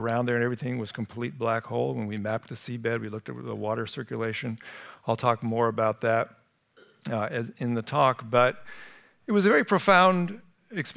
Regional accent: Sunnyvale, California, United States; moved away; I grew up in Sunnyvale, and to be back here

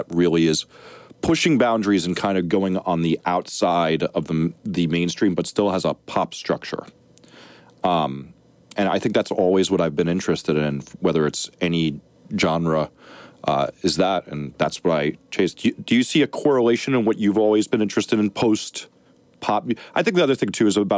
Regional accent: Montclair, New Jersey, United States; I grew up in Montclair, New Jersey.

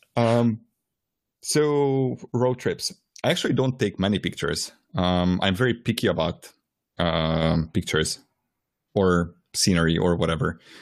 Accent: Transylvania, Romania; moved away; I was born in Transylvania

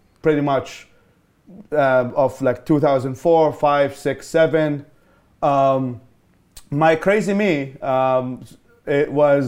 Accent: Babylon, Babil Governorate, Iraq; moved away as an adult; also born or lived in Baghdad, Iraq; now in United States; I was born in Babylon, Iraq

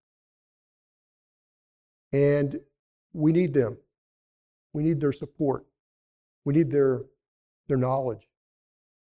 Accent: Elk City, Oklahoma, United States; My hometown

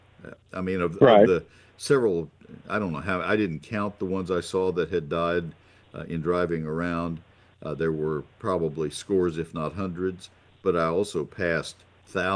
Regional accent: College Station, Texas, United States; moved away as an adult; I grew up in College Station, lived there 20 years, and then moved away.

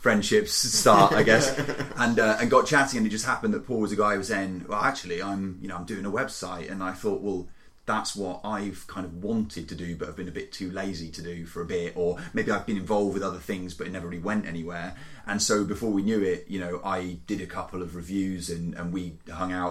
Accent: Cheltenham, South West England, United Kingdom; also born or lived in South Korea / Canada; Cheltenham, which is this town and my hometown where I grew up

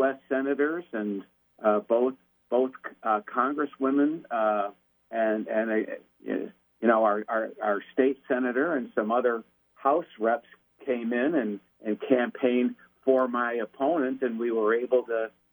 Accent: Port Huron, Michigan, United States; now in Rochester Hills, United States; I was born and raised in Port Huron, Michigan

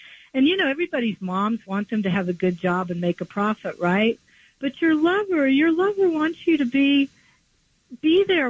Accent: West Virginia, United States; I grew up in West Virginia, and I've seen firsthand the utter destruction that things like mountaintop removal cause

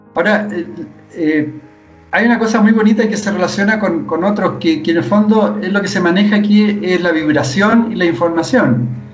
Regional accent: Chile; Vivimos tanto, especialmente acá en Chile

